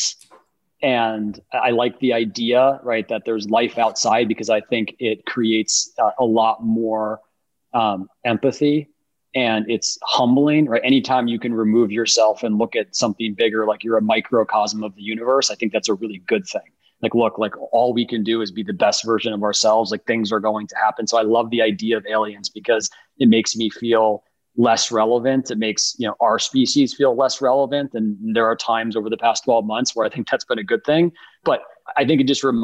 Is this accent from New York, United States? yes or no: yes; Buffalo, New York, United States; growing up in Buffalo with the windows open dead of, you know, winter.